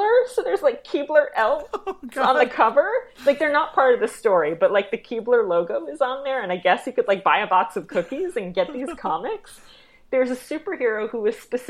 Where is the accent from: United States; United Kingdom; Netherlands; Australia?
United States; New York City, New York; I grew up in Brooklyn Heights